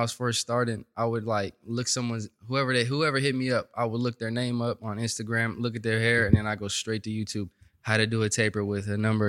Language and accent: English; Stockton, California, United States; moved away as an adult; also born or lived in Bay Area, California; now in Los Angeles, United States; I was born in the Bay Area. But okay. We moved out to Stockton when I was younger.